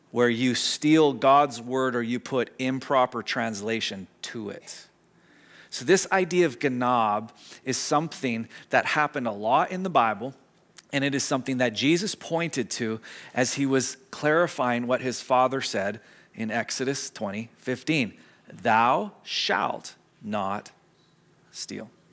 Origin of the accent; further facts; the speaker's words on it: Squamish, British Columbia, Canada; growing up in Squamish